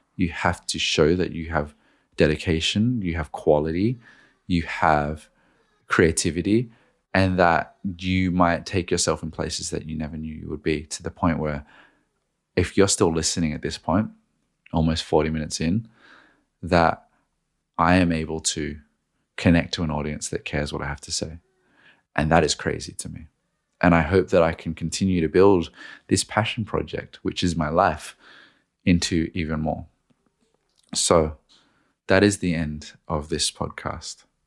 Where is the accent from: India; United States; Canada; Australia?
Australia; now in Sydney, Australia; I moved home to Australia at this point, I was doing it from Sydney